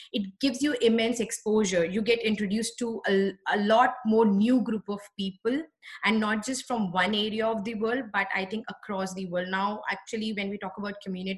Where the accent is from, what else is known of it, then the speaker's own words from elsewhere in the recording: New Delhi, Delhi, India; moved away; this was one university in my hometown, that's New Delhi, the capital of India